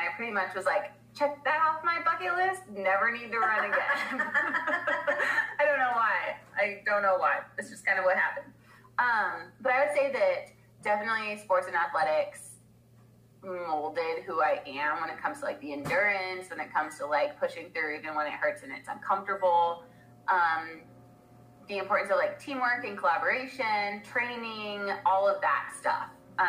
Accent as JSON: {"language": "English", "region": "Washington", "country": "United States", "tie": "born or raised there", "said": "So I was born in Washington. That's where I grew up."}